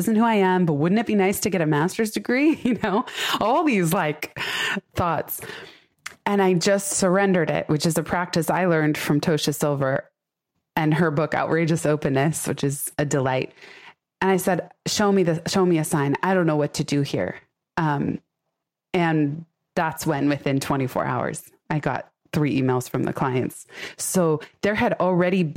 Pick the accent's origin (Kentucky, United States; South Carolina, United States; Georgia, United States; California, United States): California, United States; San Francisco; I was born in San Francisco, raised in the Bay Area.